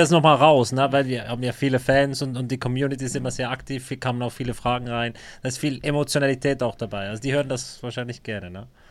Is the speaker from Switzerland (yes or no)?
yes; Bern, Switzerland; ich bin Berner